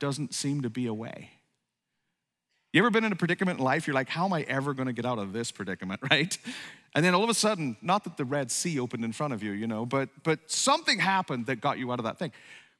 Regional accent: Ireland; moved away; also born or lived in upstate New York; I grew up in Ireland

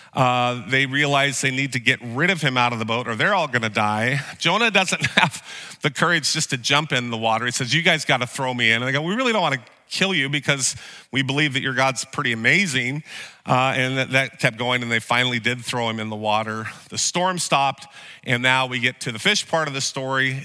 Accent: Vernonia, Oregon, United States; I grew up in Sunday school in a small town in Vernonia

